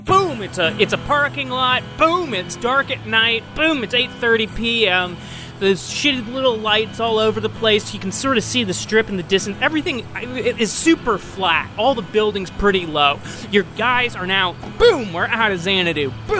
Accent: Ireland; That is a dated term at this point, because I am Irish

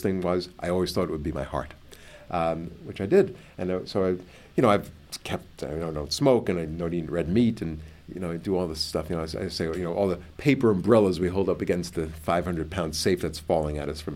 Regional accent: New York, United States; I'm from New York

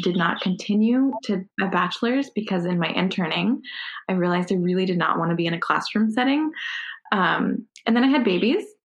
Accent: Connecticut, United States; moved away as an adult; also born or lived in Texas; now in Providence, United States; so I grew up in Connecticut, so I'm, I'm a New England girl.

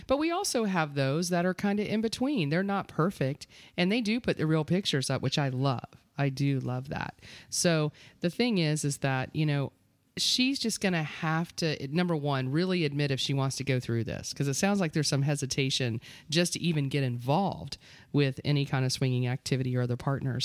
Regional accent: Eustis, Florida, United States; East is Florida.

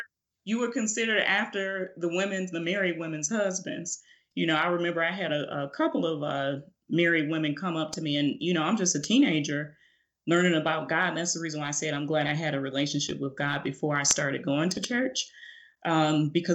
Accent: Chicago, Illinois, United States; also born or lived in Phoenix, Arizona; When I was 5 years old, my parents moved me back up to Chicago because my dad is from Chicago

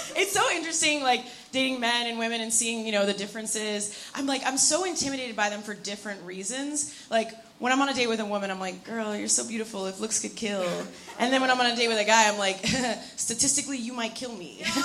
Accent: New York, United States; I'm here from New York

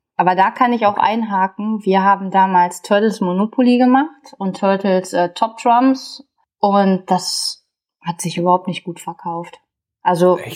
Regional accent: Ruhr area, North Rhine-Westphalia, Germany; hier bei uns im Ruhrgebiet

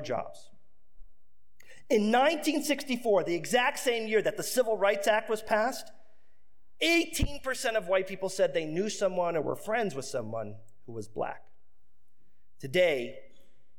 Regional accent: Detroit, Michigan, United States; born or raised there

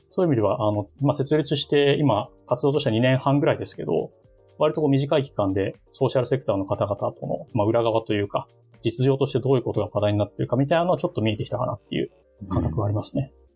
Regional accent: Ota, Tokyo, Japan; 私の出身というか丸まは、え東京都の大田区ですね

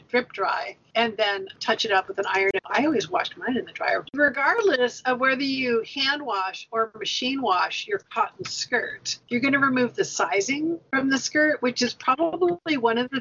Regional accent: United States; we were American

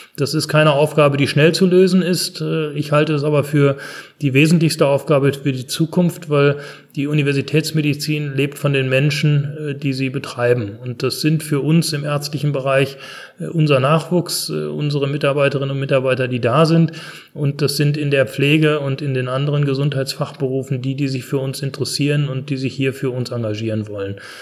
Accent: Germany; bei uns in Deutschland

